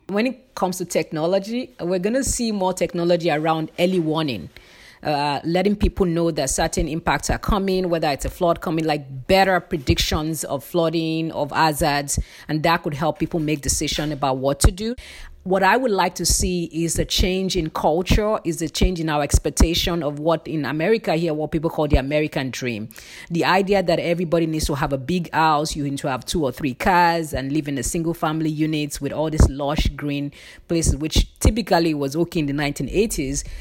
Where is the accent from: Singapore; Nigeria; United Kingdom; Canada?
Nigeria; moved away as an adult; I'm originally from Nigeria, and I lived with very limited resources